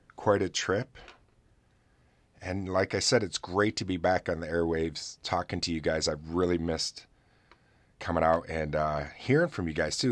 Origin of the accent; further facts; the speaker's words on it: New York, United States; New York, my home state